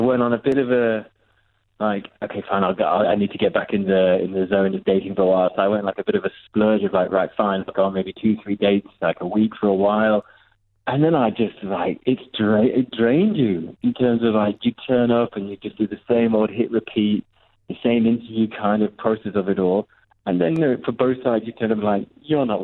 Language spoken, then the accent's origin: English; a village near Worcester, West Midlands, United Kingdom; moved away as an adult; now in Dubai, United Arab Emirates; I'm born and bred in England from a tiny village.